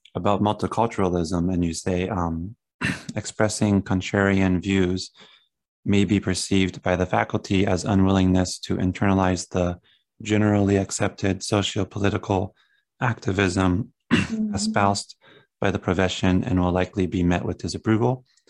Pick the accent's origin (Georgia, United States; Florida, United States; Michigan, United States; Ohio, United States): Ohio, United States; Southern; moved away; I come from Ohio, like Southern Ohio in the country